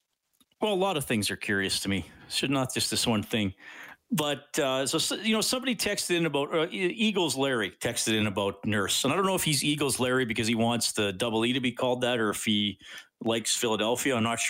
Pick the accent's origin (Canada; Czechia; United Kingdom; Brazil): Canada; Alder Flats, Alberta; also born or lived in Kitchener-Waterloo, Ontario; Grew up in Alberta, but I was born in Kitchener-Waterloo. Moved to Alberta, to good old Alder Flats.